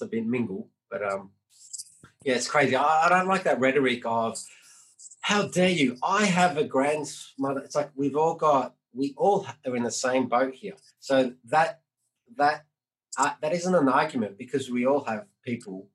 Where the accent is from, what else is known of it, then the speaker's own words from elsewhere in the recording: Australia; growing up in the 80s, 90s. And like being growing up in Australia, being a Greek, a wog